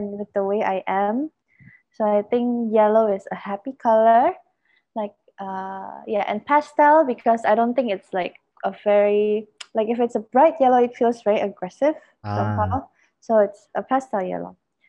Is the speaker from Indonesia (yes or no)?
yes; Surabaya, East Java, Indonesia; now in Singapore; So I come from Indonesia.